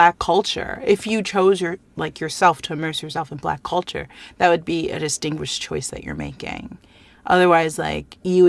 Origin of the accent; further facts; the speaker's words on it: United States; moved away as an adult; now in China; growing up in America just meant generally explaining yourself to white people, right?